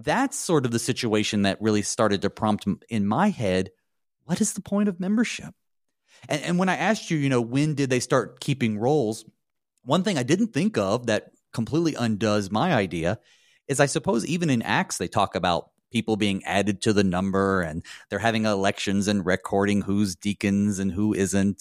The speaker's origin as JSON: {"language": "English", "region": "the South", "country": "United States", "said": "I'm from the South, and I didn't grow up Lutheran"}